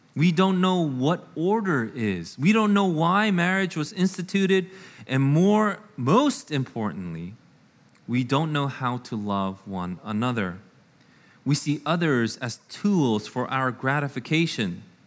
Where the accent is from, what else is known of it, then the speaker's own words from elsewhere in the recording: United States; I am an American through and through